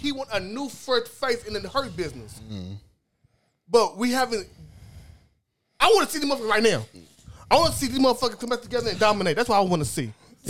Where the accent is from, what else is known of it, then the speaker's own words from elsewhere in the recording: Nigeria; I'm from Nigeria.